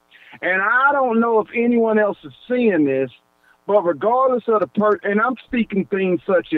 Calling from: Georgia, United States; Hey, man, you're speaking to … man, and I'm following from Georgia.

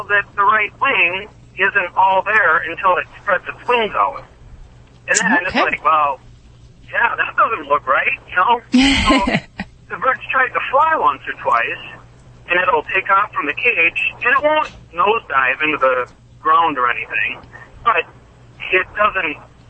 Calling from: Illinois, United States; Well, I'm somewhere in southern Illinois, headed to Minnesota.

